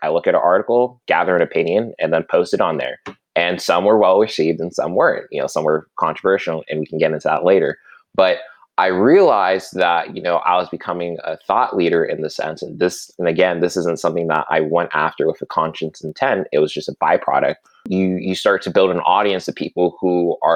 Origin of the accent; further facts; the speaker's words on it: Alabama, United States; also born or lived in Virginia, United States / Southern California, United States; where I've been more or less living ever since for the past 19 to 20 years. Growing up there, it was fantastic, really small town